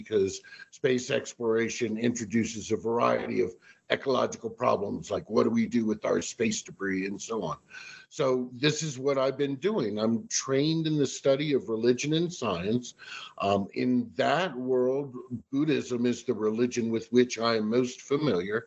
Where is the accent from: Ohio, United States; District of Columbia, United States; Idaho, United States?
District of Columbia, United States; Washington; I'm originally from the Washington, D.C. area.